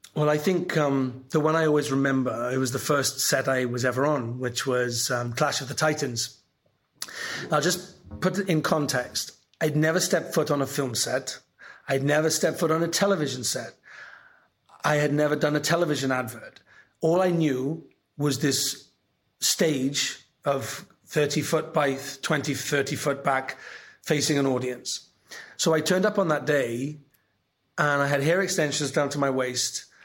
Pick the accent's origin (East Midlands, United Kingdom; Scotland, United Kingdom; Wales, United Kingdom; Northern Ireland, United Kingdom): Wales, United Kingdom; Welsh; I'm Welsh